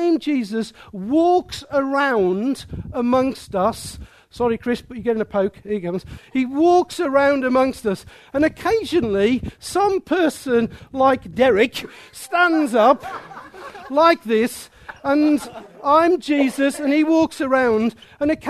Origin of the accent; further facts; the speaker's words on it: Midlands, United Kingdom; I'm from the Midlands